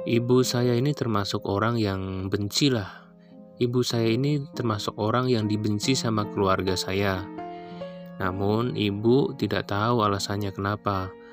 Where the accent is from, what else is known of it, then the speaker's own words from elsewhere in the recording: Central Java, Indonesia; Aku ini berasal dari Jawa Tengah.